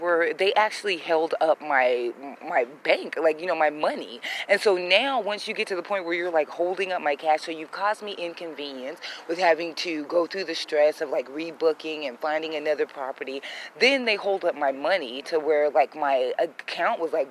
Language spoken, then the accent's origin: English; United States; I'm a black woman that was born and raised in the United States